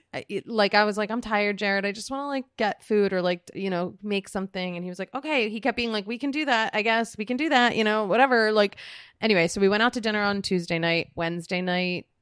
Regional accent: Philadelphia, Pennsylvania, United States; I was born in Philadelphia.

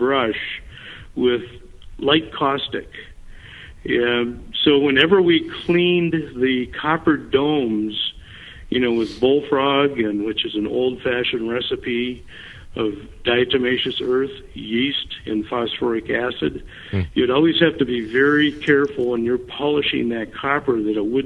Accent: Red River Valley, eastern North Dakota, United States; moved away as an adult; now in Minnesota, United States; I grew up in North Dakota. I'm not a native Minnesotan. I grew up in the Red River Valley area, which is eastern North Dakota

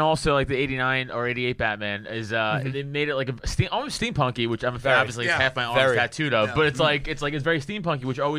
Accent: New York City, New York, United States; moved away; so I'm from Staten Island. I'm Staten Island trash.

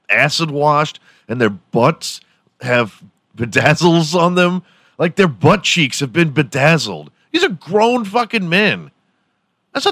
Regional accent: United States; I live here. I was born here and I'm proud to be from America

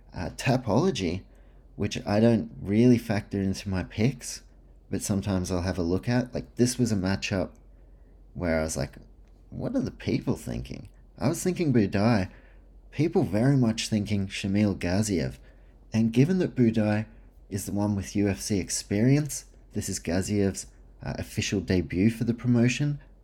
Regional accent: New Zealand; also born or lived in Australia; I'm a Kiwi slash Australian with some Polish heritage in there

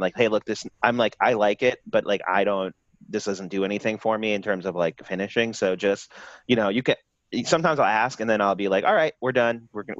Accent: Princeton, New Jersey, United States; I'm from Princeton, dude.

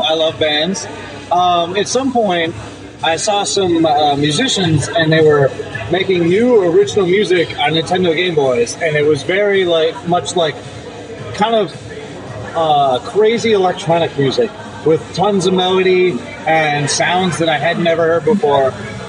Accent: Buffalo, New York, United States; now in Milwaukee, United States; I'm from Buffalo, New York.

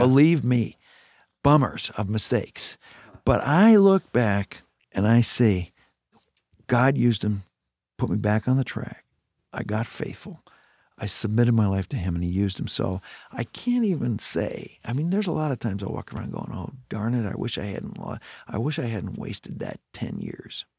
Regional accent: Canada; moved away; I grew up in Canada

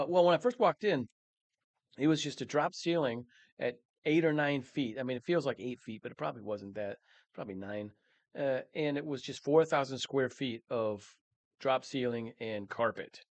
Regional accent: Mankato, Minnesota, United States; Born and raised in Mankato, Minnesota.

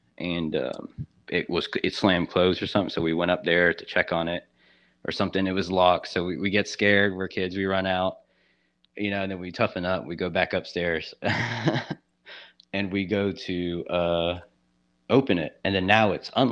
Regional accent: Savannah, Georgia, United States; I'm actually from Savannah, Georgia, and it's considered one of the most haunted cities in America.

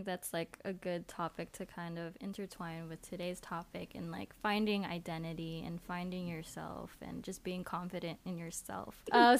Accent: United States; being American, being born in America

